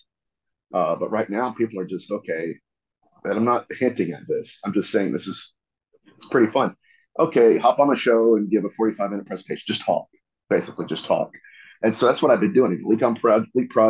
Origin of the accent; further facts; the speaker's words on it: Ohio, United States; I'm born and raised in Ohio.